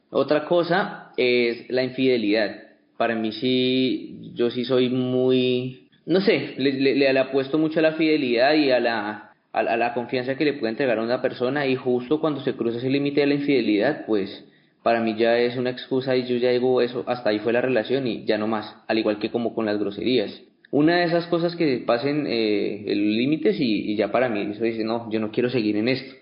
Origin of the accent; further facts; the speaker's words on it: Pitalito, Huila, Colombia; soy de Pitalito